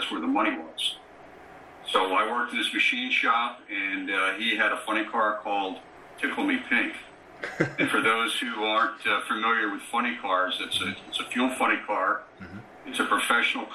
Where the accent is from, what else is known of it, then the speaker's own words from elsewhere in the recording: southeast Pennsylvania, United States; moved away; I grew up in a small suburb in southeast Pennsylvania, about 20 miles south of Philadelphia.